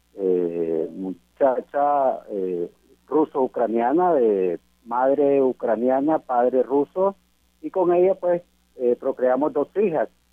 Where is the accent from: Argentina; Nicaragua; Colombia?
Nicaragua; ya en mi país estudié la carrera de derecho y también la ejerzo la licenciatura en derecho como abogado y notario público de Nicaragua.